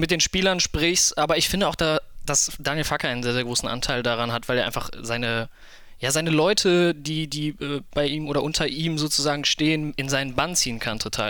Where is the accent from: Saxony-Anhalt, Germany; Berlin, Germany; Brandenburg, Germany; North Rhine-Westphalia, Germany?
North Rhine-Westphalia, Germany; Krefeld; komme gebürtig aus Krefeld, wohne auch dort